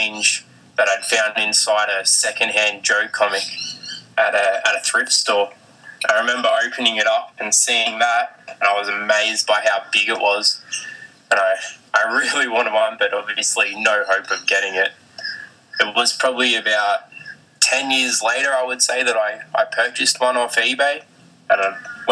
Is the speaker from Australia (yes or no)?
yes; Australia; I'm … from Australia